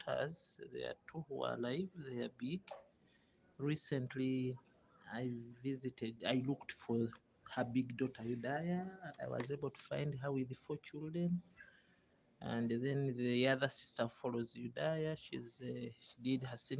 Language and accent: English; Masaka, Bukomansimbi, Central Region, Uganda; I come from Masaka, Bukoma, Simbi